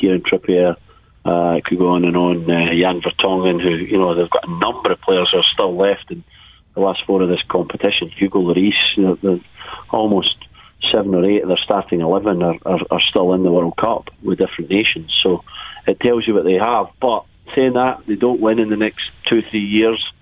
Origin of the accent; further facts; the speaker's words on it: Scotland, United Kingdom; being a Scotsman